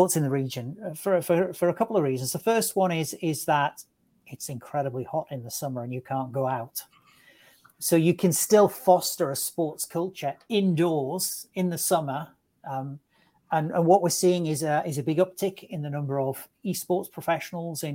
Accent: England, United Kingdom; as an Englishman

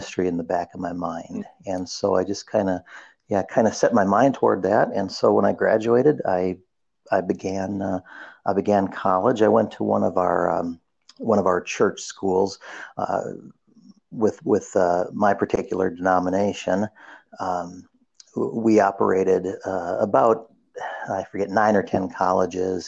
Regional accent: Minnesota, United States; I was raised in Minnesota, so that's where I hail from

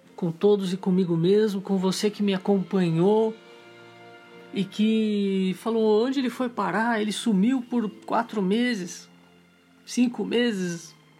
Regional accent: Brazil; como todo brasileiro

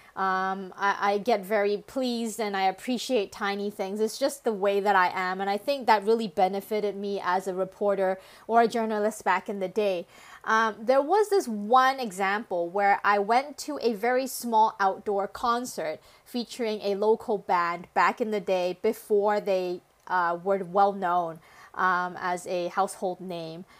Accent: Canada; English is a second language; now in Hong Kong; my family decided to immigrate to Canada, where I spent most of my childhood

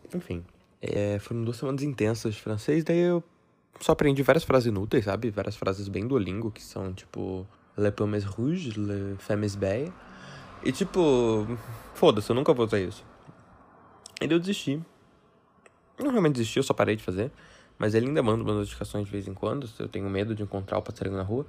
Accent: Brazil; que sou brasileiro, com muito orgulho

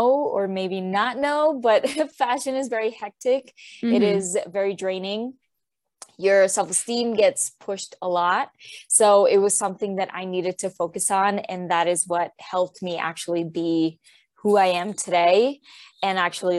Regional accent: Puerto Rico; moved away as an adult; also born or lived in New York; now in United States; I'm originally from Puerto Rico, and I moved to the States when I was 18 to go to college

